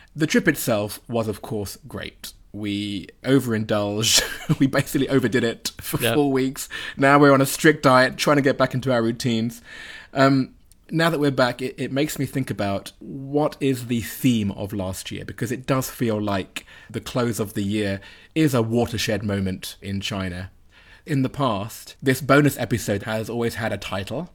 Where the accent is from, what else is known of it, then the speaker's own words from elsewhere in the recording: United Kingdom; me as a Brit